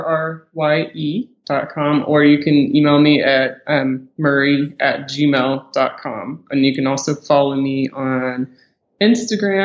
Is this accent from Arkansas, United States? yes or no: yes; Arkansas, United States; moved away; my home state and where I went to college